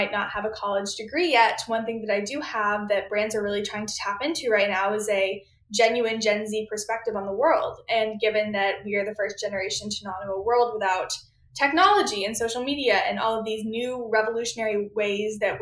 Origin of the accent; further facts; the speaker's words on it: Austin, Texas, United States; moved away as an adult; now in Washington, D.C., United States; growing up in Austin, Texas